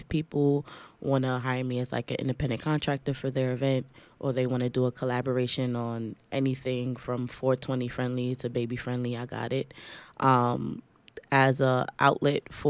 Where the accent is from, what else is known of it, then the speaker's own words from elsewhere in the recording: New York City, New York, United States; I'm 25 from Brooklyn